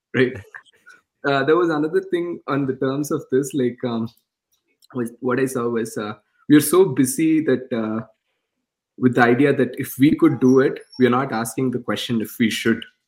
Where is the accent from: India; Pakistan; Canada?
India; English is a second language; moved away; I was born in India